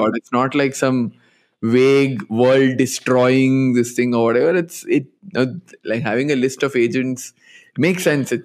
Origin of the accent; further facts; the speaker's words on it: Dubai, United Arab Emirates; moved away; I grew up in Dubai